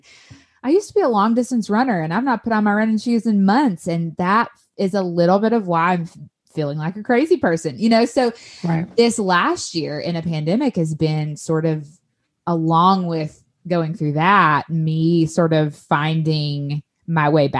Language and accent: English; Tennessee, United States; moved away as an adult; also born or lived in South Mississippi; now in Mississippi, United States; I moved from Tennessee, where I had lived and loved everything about it my entire life, to a super small town in South Mississippi